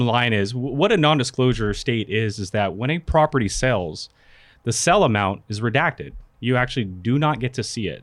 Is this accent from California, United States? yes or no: yes; California, United States; also born or lived in Philippines; at the age of two, I moved to the States, California, and I've been there all my life